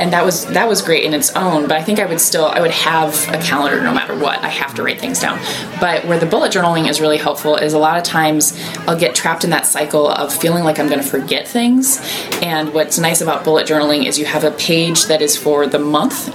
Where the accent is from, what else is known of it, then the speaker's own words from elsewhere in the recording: Iowa, United States; I grew up in Iowa